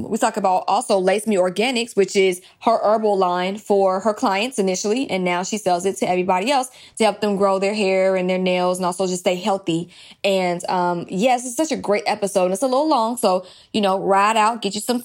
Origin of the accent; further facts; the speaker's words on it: DeKalb County, Georgia, United States; I'm from DeKalb County. I'm from that area all over Stone Mountain, Lithonia, Decatur area. I either went to school or lived in any of those three cities